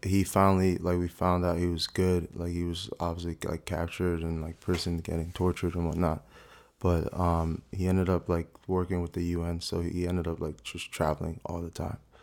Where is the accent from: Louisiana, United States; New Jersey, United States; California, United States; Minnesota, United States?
New Jersey, United States; South Orange; also born or lived in Newark, New Jersey; I think I was born in Newark. Um, I've been in, like, South Orange my whole life